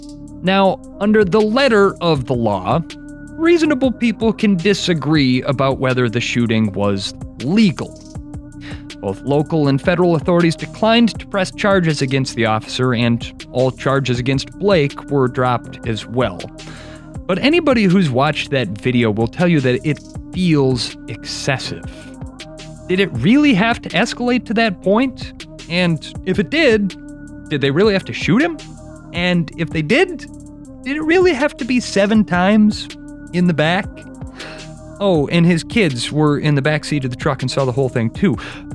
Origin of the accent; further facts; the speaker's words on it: Wisconsin, United States; everything that was happening in my home state.